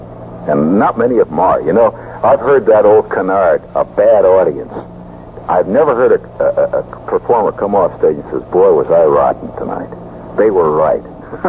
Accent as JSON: {"language": "English", "region": "Indiana", "country": "United States", "moved": "yes", "said": "I come from Indiana"}